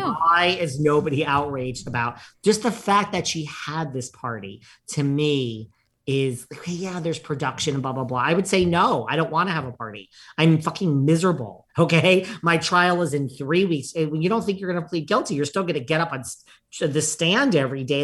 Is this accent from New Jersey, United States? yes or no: no; New York, United States; As a New Yorker